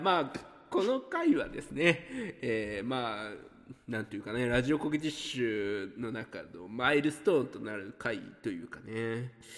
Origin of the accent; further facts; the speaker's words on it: Hiroshima, Japan; 地元広島に結構いたのかなとは思うんですけど